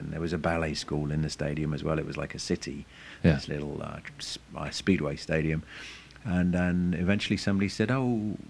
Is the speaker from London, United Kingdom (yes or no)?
yes; London, United Kingdom; explained that I was a filmmaker from London and I wanted to make a film about him.